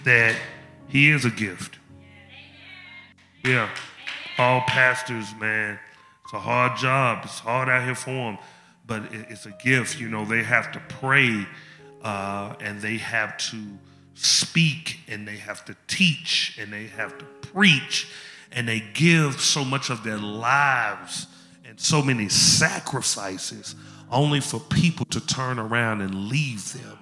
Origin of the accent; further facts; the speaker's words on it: Memphis, Tennessee, United States; I'm from Memphis. I speak slow